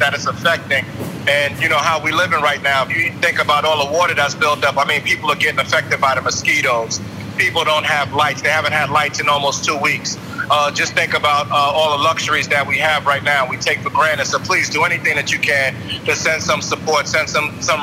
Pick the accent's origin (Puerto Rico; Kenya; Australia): Puerto Rico; moved away; also born or lived in St. Thomas; I was born in Puerto Rico and just moved to St. Thomas